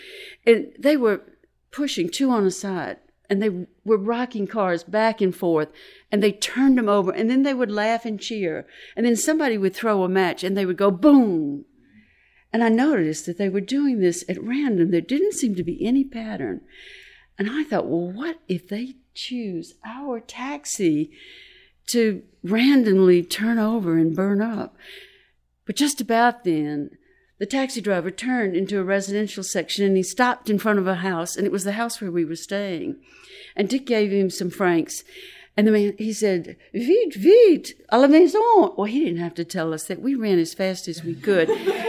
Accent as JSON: {"language": "English", "town": "Brooklyn", "region": "New York", "country": "United States", "said": "We're going to Paris, and … from Brooklyn."}